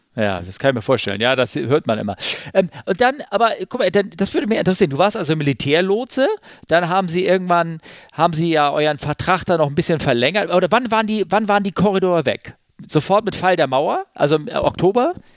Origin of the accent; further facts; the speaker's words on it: Germany; Ich als Westdeutscher